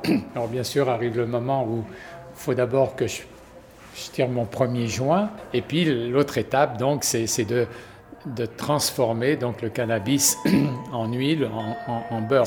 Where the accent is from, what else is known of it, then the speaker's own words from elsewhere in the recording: Quebec, Canada; de chez nous au Québec